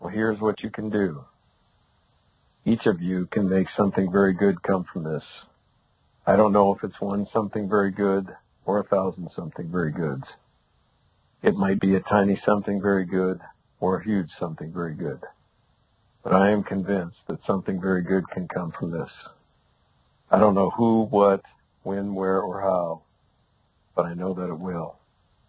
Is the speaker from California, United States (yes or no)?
no; Montana, United States; now in Arizona, United States; I actually grew up in Montana. I live in Arizona now, but I grew up in Montana